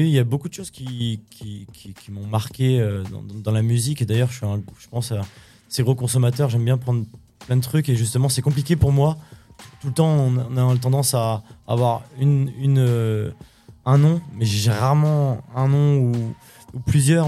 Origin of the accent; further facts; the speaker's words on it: Champigneulles, Grand Est, France; also born or lived in Nancy; à la NJEP de Champy, de Champignol, là où vraiment euh, j'ai fait mon enfance